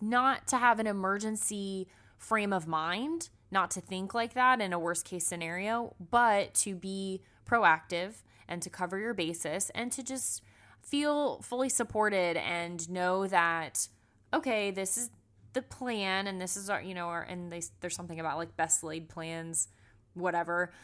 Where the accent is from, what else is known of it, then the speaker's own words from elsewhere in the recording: South Florida, United States; now in Atlanta, United States; I'm born and raised in Florida